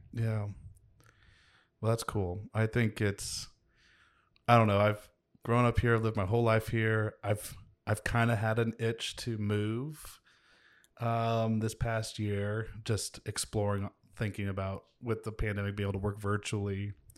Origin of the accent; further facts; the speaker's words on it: Kansas City, Missouri, United States; also born or lived in Grand Valley; my hometown